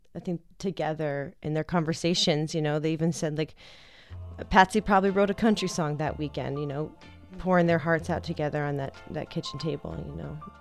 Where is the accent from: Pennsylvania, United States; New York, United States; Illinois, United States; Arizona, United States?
Arizona, United States; Tucson; I'm from Tucson